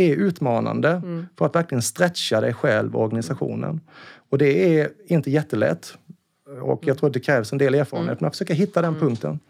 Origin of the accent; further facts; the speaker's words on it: Karlskrona, Blekinge, Sweden; now in Stockholm, Sweden; Jag är ju från Karlskrona, mm. en liten, liten skärgårdsstad